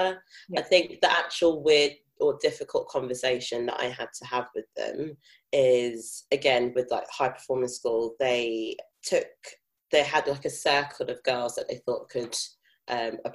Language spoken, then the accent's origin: English; London, United Kingdom; accent: South London; I'm from South London. Born and bred. I don't have a strong South London accent, but I am from Catford.